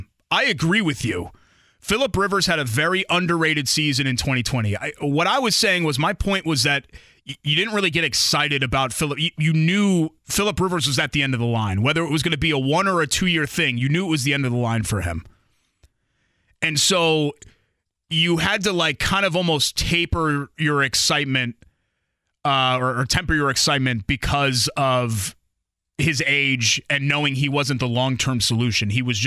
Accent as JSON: {"language": "English", "region": "Connecticut", "country": "United States", "tie": "born or raised there", "moved": "as an adult", "lives_now": "Indianapolis, United States", "said": "a stuffy New Englander from growing up in Connecticut"}